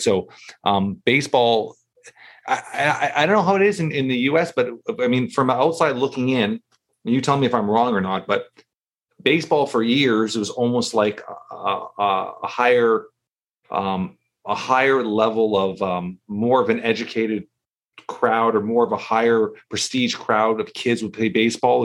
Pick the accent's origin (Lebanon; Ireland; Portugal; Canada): Canada; Toronto, Ontario; And I grew up in Toronto